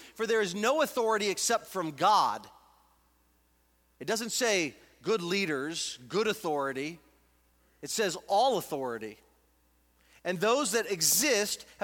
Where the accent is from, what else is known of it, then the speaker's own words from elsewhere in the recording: United States; I'm an American.